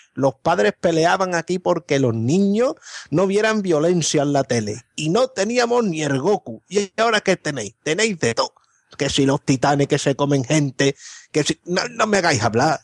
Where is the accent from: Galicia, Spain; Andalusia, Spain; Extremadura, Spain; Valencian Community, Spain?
Andalusia, Spain; Morón de la Frontera; moved away as an adult; vengo de un pueblo